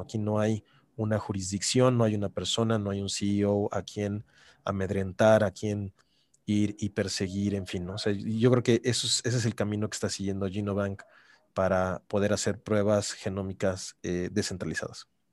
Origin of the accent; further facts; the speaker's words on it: Mexico; me da mucho orgullo serlo como mexicano